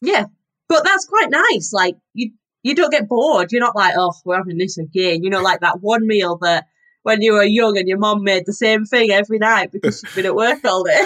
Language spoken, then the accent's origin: English; Yorkshire and the Humber, United Kingdom; I'm from Yorkshire, so I had a very northern diet growing up.